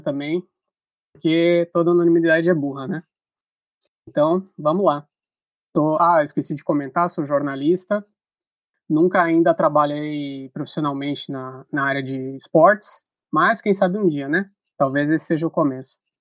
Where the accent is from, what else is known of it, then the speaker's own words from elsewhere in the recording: Porto Alegre, Rio Grande do Sul, Brazil; eu nasci em Porto Alegre